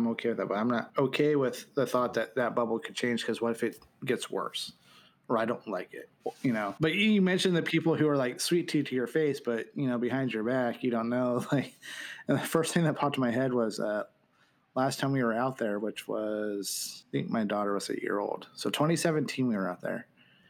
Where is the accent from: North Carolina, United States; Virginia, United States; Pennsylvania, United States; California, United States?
Pennsylvania, United States; Saegertown; I grew up in Sagertown. You know, it's a blip on the map.